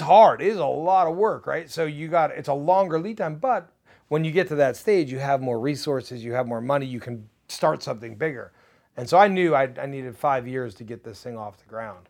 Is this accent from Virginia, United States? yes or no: no; New Jersey, United States; now in Nashville, United States; I, I come from New Jersey